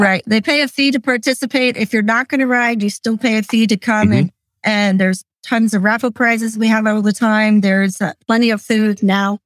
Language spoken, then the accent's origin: English; Lancaster County, Pennsylvania, United States; I was born and raised in Lancaster County.